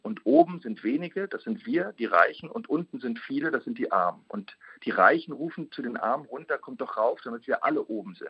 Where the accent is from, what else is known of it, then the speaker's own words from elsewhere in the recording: Germany; als Deutscher